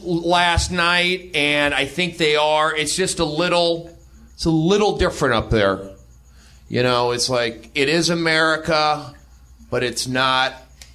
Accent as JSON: {"language": "English", "town": "Los Angeles", "region": "California", "country": "United States", "tie": "born or raised there", "said": "I grew up here in the Valley, San Fernando Valley"}